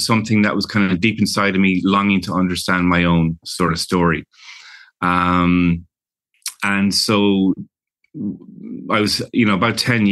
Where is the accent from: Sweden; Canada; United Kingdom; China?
United Kingdom; London; also born or lived in Ireland; now in Los Angeles, United States; I was born in London to Irish parents, and we would spend our summers during the year, I would live in London in a big, you know, bustling city in a Victorian house